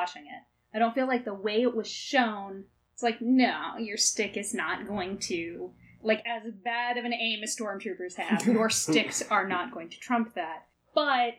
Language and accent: English; United States; what we're exposed to growing up in the United States